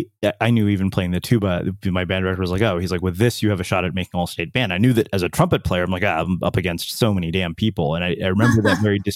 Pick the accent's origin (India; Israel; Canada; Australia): India; also born or lived in Texas, United States; as an Indian immigrant in a small Texas town, like I remember we were the only Indians there.